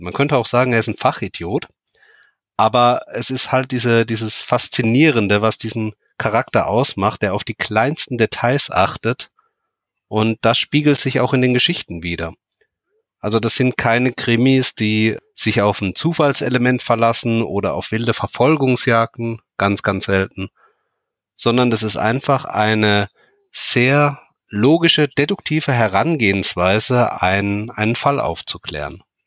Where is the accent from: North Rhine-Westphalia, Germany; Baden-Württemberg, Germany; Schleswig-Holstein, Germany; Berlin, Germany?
Baden-Württemberg, Germany; near Heidelberg; Ich komme aus der Nähe von Heidelberg